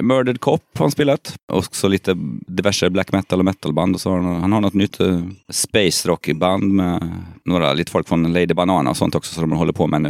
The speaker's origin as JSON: {"language": "Swedish", "town": "Kristinehamn", "region": "Värmland", "country": "Sweden", "moved": "yes", "said": "vi är från Kristinehamn båda två"}